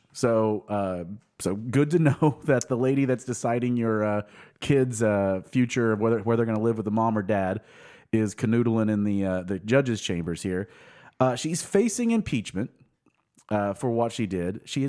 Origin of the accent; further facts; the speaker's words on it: Sapulpa, Oklahoma, United States; I'm from Sepulpa, Oklahoma.